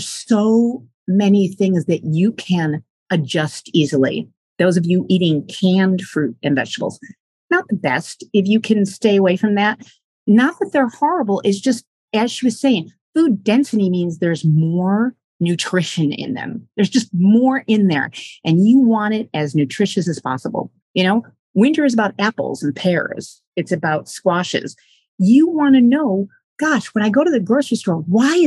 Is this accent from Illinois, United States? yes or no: no; Michigan, United States; now in New York, United States; I grew up in Michigan, and behind my elementary school, they built a big golf course